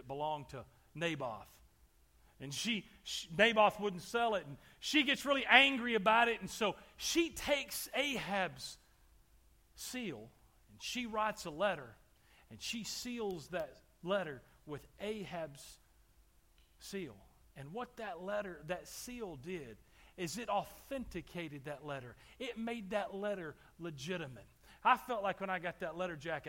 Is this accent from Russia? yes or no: no; Texas, United States; I grew up in Texas.